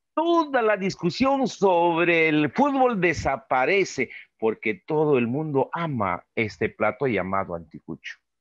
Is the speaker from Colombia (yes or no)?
no; Peru; los peruanos como los ecuatorianos somos nosotros